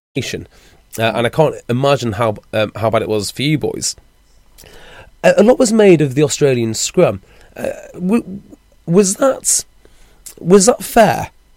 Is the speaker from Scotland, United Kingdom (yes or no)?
no; Wales, United Kingdom; I'm a Welshman